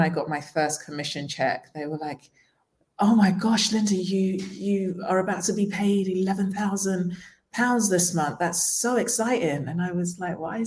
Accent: London, United Kingdom; moved away as an adult; also born or lived in Nigeria; now in Tulum, Mexico; I was born in Nigeria and moved to London when I was 6 years old

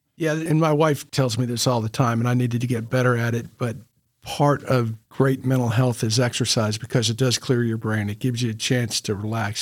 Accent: Memphis, Tennessee, United States; I grew up in Memphis

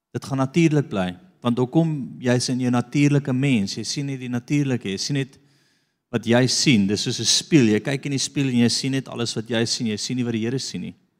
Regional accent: South Africa; Ek is van Afrika.

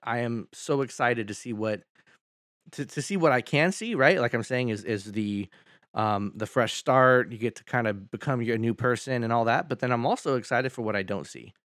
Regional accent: Sacramento, California, United States; I grew up here in Sacramento

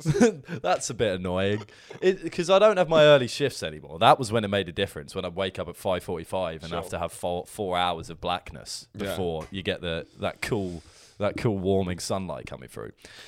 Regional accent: New York, United States; What accent? I'm from New York.

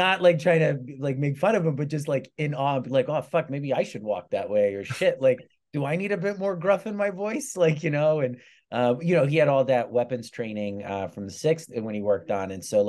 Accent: England, United Kingdom; born there; I have a British passport because I was born in England.

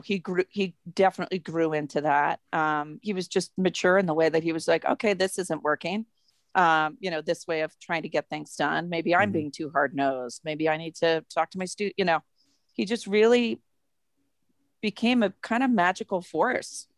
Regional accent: Massachusetts, United States; moved away as an adult; also born or lived in New York; now in Denver, United States; I grew up in Massachusetts

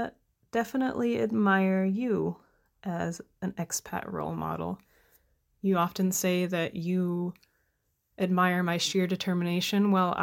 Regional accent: Portland, Oregon, United States; now in Germany; I'm from the Pacific Northwest area of the United States, the Portland metro area of Oregon, which is politically and phenomenally on fire as we speak.

